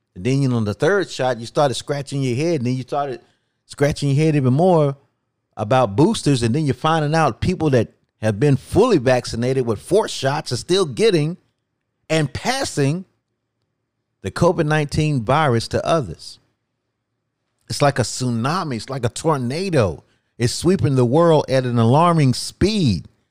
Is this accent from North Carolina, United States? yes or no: yes; North Carolina, United States; my home state of North Carolina